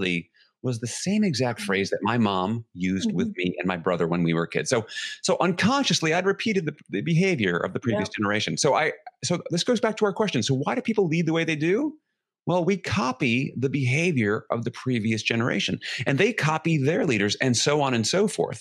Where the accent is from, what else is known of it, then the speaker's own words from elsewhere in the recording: New York City, New York, United States; I grew up in New York City in the 1970s